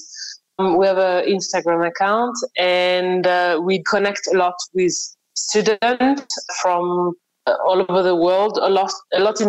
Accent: Paris, Île-de-France, France; moved away; originally I'm from France. I grew up in Paris

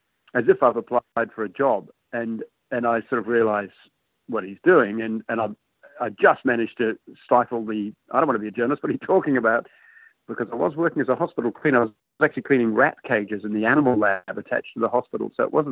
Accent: New Zealand; in New Zealand, where I was growing up

